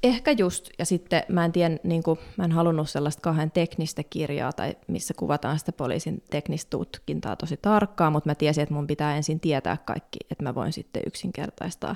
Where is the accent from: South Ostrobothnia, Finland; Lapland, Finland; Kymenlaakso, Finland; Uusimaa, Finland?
Uusimaa, Finland; Helsinki; mä oon kasvanut Pohjois-Haakassa